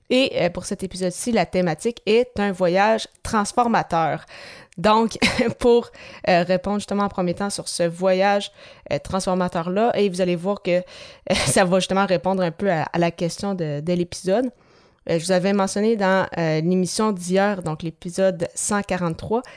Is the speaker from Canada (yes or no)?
yes; Quebec, Canada; chez nous à Québec